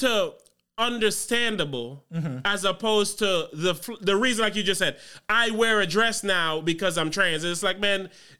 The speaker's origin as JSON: {"language": "English", "country": "U.S. Virgin Islands", "lives_now": "United States", "said": "I come from the Virgin Islands, which is an overly homophobic culture."}